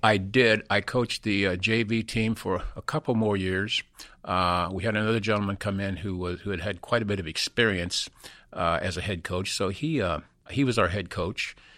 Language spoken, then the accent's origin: English; Peru, Indiana, United States; moved away as an adult; also born or lived in West Virginia; we migrated, uh, up to Peru, Indiana. And, uh, that's where I went to, uh, basically, uh, most of Catholic grade school and then high school there. But that's where, that, that's where I spent my boyhood days